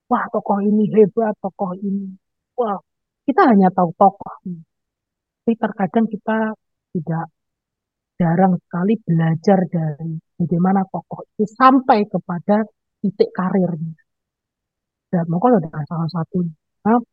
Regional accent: Madiun, East Java, Indonesia; karena saya orang Madi lokasinya ini ada di Madi ya.

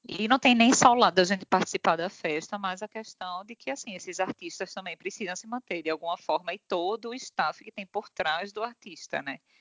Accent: Northeast Region, Brazil; ele como nós, é nordestino

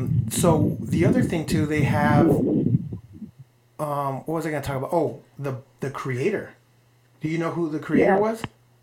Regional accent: Mexico; moved away; I grew up in Mexico

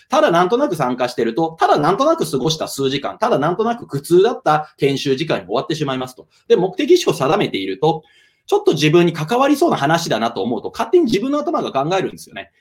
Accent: Kansai, Hyogo, Japan; 私、兵庫県民、え関西人でございますので

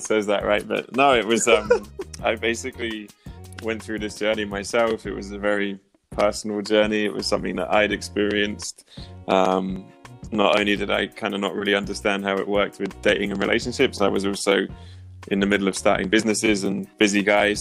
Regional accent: near Oxford, South East England, United Kingdom; moved away as an adult; also born or lived in United States; now in Prague, Czech Republic; originally, I'm from the UK, so I was born near Oxford.

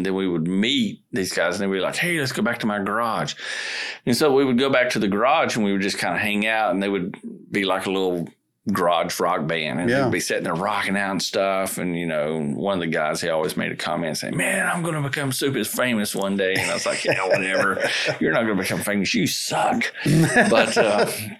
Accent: Asheville, North Carolina, United States; I'm from a little city set in the Bola Mountains in Western North Carolina called Asheville, North Carolina

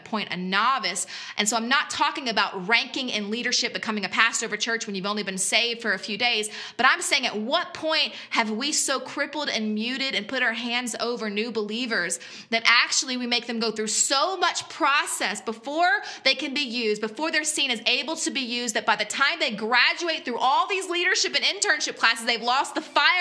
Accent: South Louisiana, United States; now in West Virginia, United States; I grew up in South Louisiana

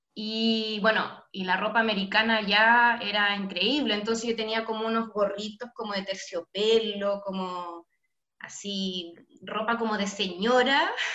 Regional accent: La Serena, Coquimbo, Chile; Yo soy nacida en La Serena, sí, en Serena

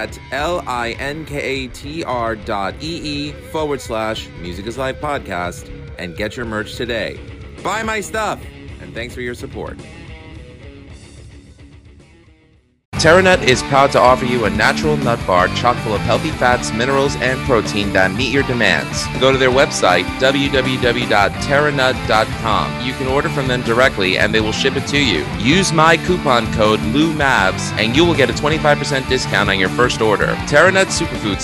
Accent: New York City, New York, United States; I'm a New York City guy.

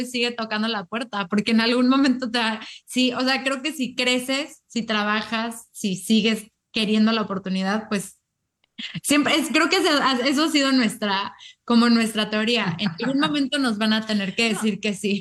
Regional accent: Mexico; now in United States; somos de México y llevamos mucho tiempo viviendo en Estados Unidos

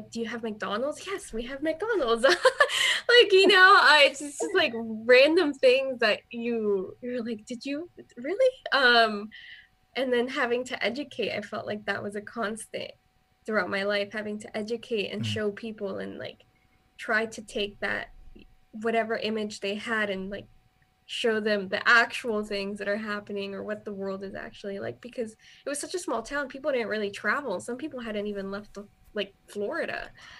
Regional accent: Honduras; English is a second language; also born or lived in Miami; now in United States; Cause I grew up when I was in Honduras, you know, I learned English when I was there too.

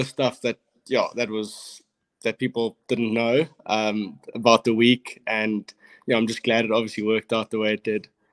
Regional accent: Cape Town, Western Cape, South Africa; I grew up in Cape Town

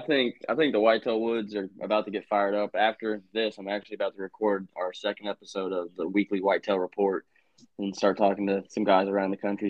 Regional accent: Indiana, United States; also born or lived in Louisville, Kentucky; me, Dylan, Corey, Michael, we're all from Indiana.

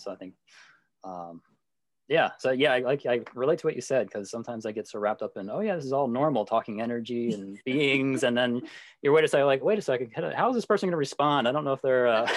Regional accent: Pennsylvania, United States; moved away; I grew up in Pennsylvania and I was really desperately trying to leave my hometown

